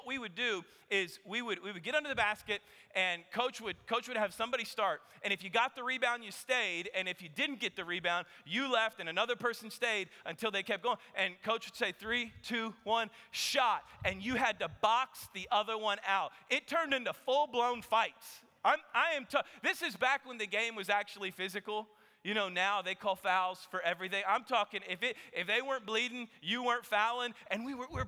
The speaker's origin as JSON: {"language": "English", "region": "Kansas", "country": "United States", "tie": "born or raised there", "moved": "yes", "lives_now": "Texas, United States", "said": "I grew up playing basketball in Kansas"}